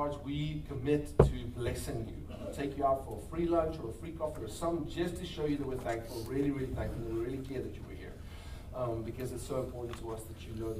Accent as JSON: {"language": "English", "country": "South Africa", "moved": "as an adult", "lives_now": "Crowley, United States", "said": "We are from South Africa originally. Been here about 3 years."}